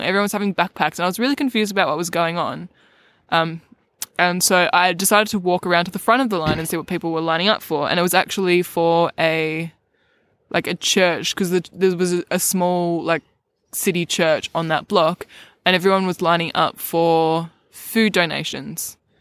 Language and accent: English; Melbourne, Victoria, Australia; I grew up in Melbourne my whole life